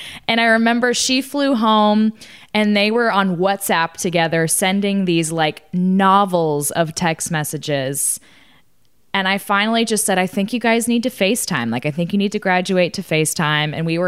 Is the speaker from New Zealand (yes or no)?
no; Italy; We've been to Florence and Rome. And that's it. I have so many places in my home country to go to.